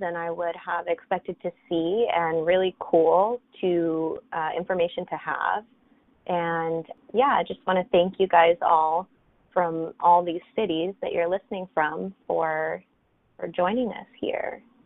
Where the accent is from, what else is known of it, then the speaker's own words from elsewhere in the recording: Vallejo and Oakland, California, United States; my dad's family uh, was from Vallejo or grew up in Vallejo, and then my mom's was in Oakland. So those are my two homes